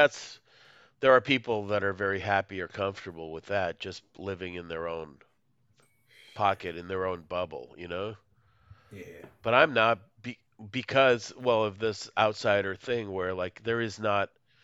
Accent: Moscow, Russia; English is a second language; you're from Chicago. I'm not from Chicago. Like, I'm from Moscow, USSR. Like, USSR is a country that doesn't exist.

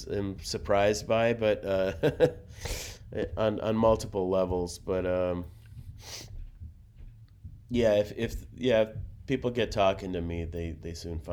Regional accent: Russia; moved away; I'm from Russia

